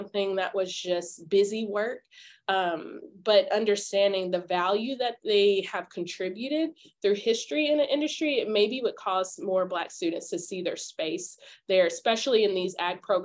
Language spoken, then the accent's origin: English; Memphis, Tennessee, United States; moved away as an adult; I grew up in Memphis and I didn't grow up around a farm